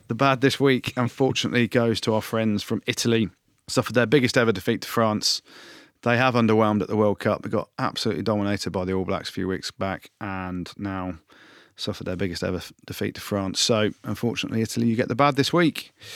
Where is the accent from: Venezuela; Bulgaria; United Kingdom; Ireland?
United Kingdom; England; I'm back in England because I'm English